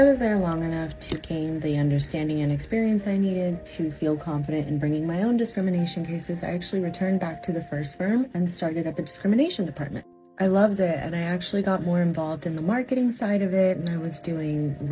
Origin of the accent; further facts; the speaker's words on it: Naples, Florida, United States; also born or lived in San Diego, California / Dominican Republic (ancestry); now in New York City, United States; I spent the majority of my upbringing in Naples, Florida